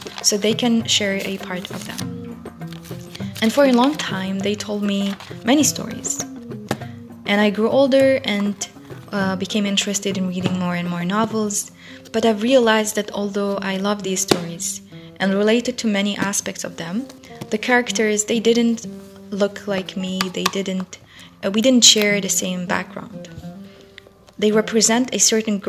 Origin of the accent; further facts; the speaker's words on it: Guelma, Guelma Province, Algeria; also born or lived in Europe; my hometown, Guelma